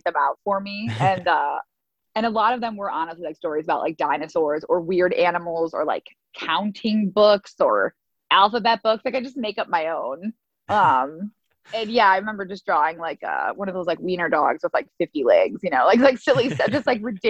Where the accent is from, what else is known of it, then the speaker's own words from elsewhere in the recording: Brookfield, Illinois, United States; I've lived in a suburb of Chicago called Brookfield for like my entire 33 years of life